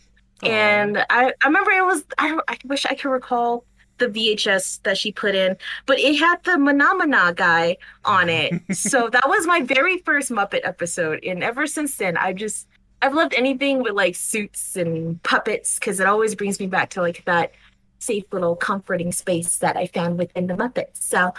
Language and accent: English; Colorado, United States; also born or lived in Houston, United States; But it was when we first moved to Colorado. Okay. I was born in Houston, and we just finally moved back to Colorado with my parents, and we were living with my great aunt, Linda.